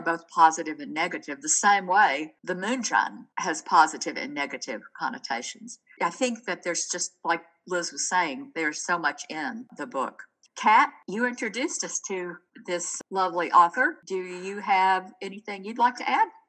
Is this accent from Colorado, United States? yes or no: no; Chattanooga, Tennessee, United States; I grew up in Chattanooga